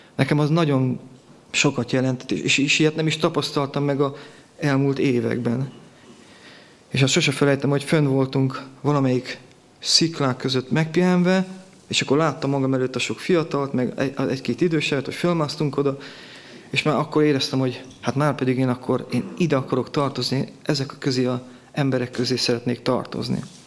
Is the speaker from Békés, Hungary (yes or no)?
yes; Gyula, Békés, Hungary; Itt születtem Gyulán